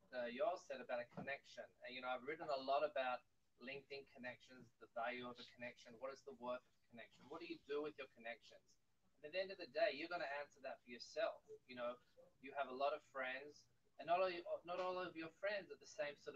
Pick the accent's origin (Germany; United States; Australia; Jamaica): Australia; moved away as an adult; now in Israel; I'm from Australia, met Aliyah in 2004, been living here since